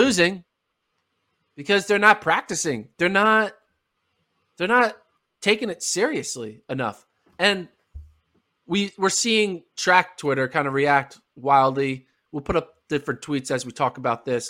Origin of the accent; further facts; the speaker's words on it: United States; as an American